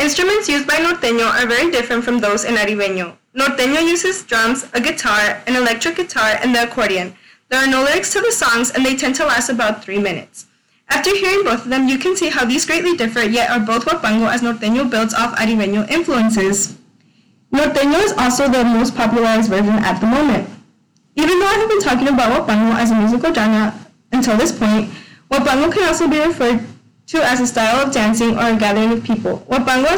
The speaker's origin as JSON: {"language": "English", "region": "California", "country": "United States", "tie": "born or raised there", "said": "I grew up in California"}